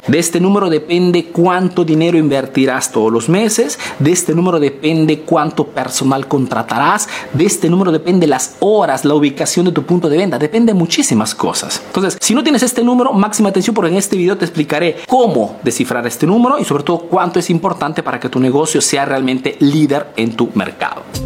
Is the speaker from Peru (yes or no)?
yes; Peru; now in Italy